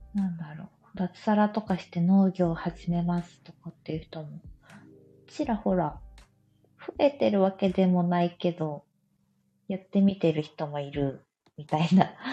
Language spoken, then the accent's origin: Japanese; Oita, Japan; accent: Oita dialect; now in Fukuoka, Japan; 出身は大分です。